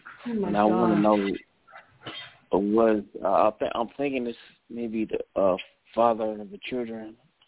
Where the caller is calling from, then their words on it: Cleveland, Ohio, United States; I'm calling from Cleveland, Ohio.